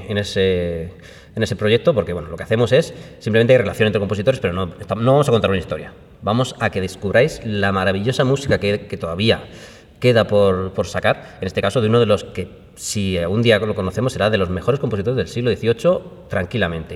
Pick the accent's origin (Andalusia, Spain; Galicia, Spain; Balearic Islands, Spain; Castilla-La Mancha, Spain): Andalusia, Spain; Málaga; mi tierra natal, de Málaga